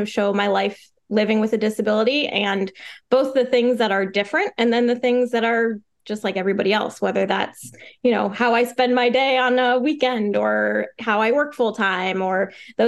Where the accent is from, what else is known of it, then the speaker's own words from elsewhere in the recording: Northeast Ohio, United States; moved away as an adult; now in Florida, United States; So I was born and raised in Ohio, Northeast Ohio. And then I moved to Florida a little over a year ago.